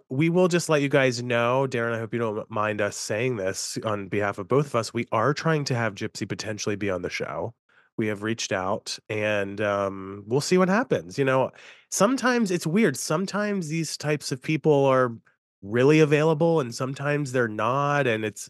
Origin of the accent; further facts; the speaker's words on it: New York, United States; now in Pittsburgh, United States; I'm in Pittsburgh, but I'm a New Yorker at heart.